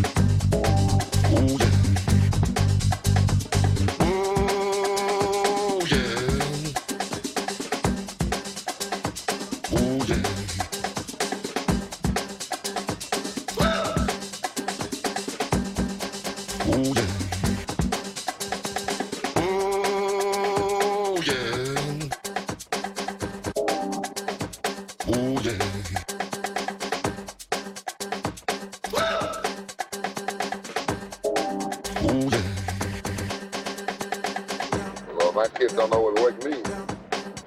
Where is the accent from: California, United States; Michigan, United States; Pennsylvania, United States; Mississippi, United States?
Mississippi, United States; moved away; I was born in Mississippi